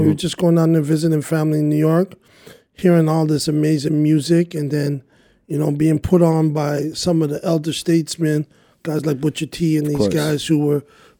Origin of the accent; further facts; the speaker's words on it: Montreal, Quebec, Canada; from Little Burgundy.